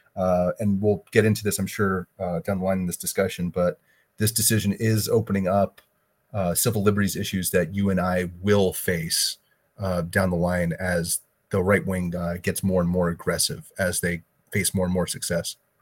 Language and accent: English; Florida, United States; here in my home state of Florida